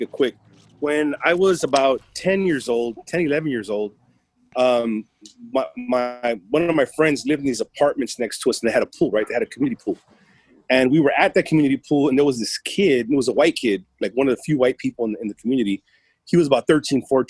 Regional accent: Los Angeles, California, United States; first language Spanish; English is a second language; We grew up in South LA, Southeast LA, poor part of urban LA.

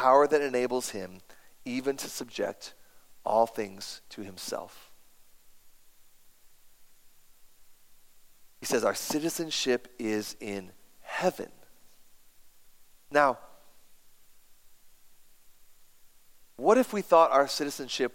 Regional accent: United States; I have an American passport

